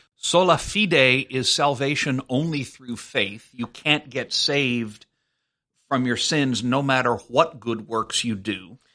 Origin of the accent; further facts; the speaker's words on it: South Louisiana, United States; I was raised Methodist, but I grew up in South Louisiana